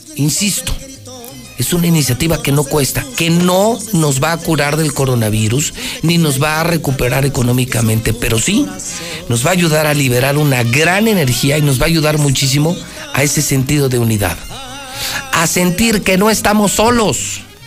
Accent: Aguascalientes, Mexico; qué orgullo ser de Aguascalientes. Qué orgullo haber nacido aquí

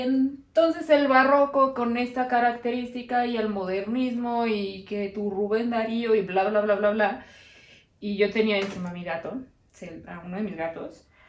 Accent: Mexico; aquí que estamos los mexicanos

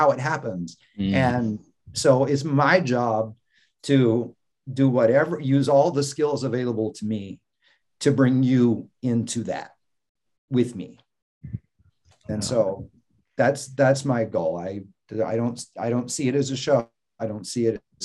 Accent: the South, United States; also born or lived in Mississippi / Florida; growing up in the South

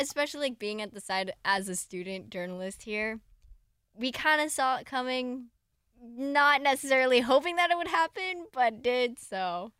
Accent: Southern California, United States; I grew up in SoCal

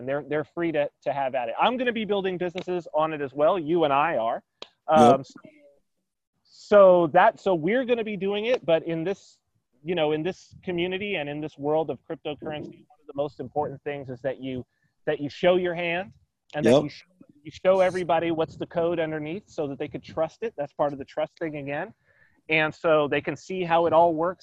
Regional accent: San Bernardino, California, United States; now in Saipan, Northern Mariana Islands; I was raised in San Bernardino, California

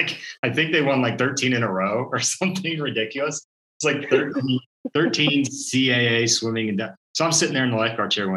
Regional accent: Maryland, United States; Being from and growing up in Maryland

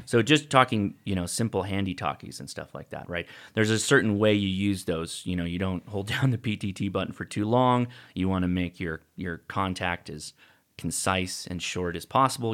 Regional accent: Whittier, California, United States; I grew up in a town called Whittier.

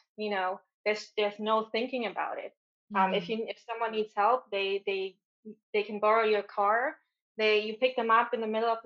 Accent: Germany; accent: German; English is a second language; moved away as an adult; I'm originally from Germany. If you haven't heard the accent yet, it's going to come out.

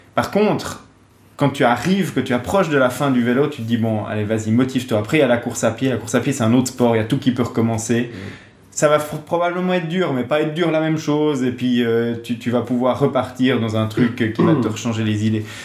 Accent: Switzerland; je suis suisse

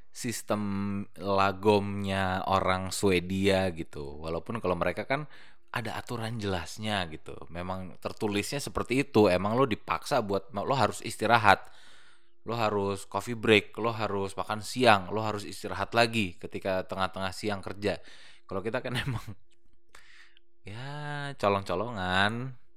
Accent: Bekasi, West Java, Indonesia; Kan saya anak Bekasi ya.

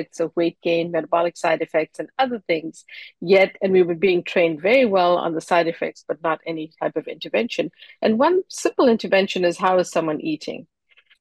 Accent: Durban, KwaZulu-Natal, South Africa; moved away as an adult; now in Boston, United States; I grew up in Durban, South Africa, and moved to Boston to study

